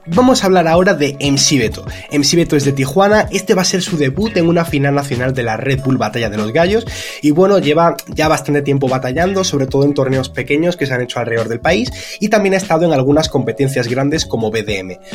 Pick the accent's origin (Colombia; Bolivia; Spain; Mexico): Spain; soy de España